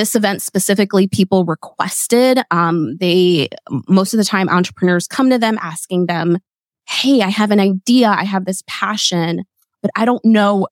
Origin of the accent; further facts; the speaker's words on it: Berks County, Pennsylvania, United States; moved away as an adult; also born or lived in Lancaster County, Pennsylvania; now in Lititz, United States; I was raised in Berks County. So 45 minutes from here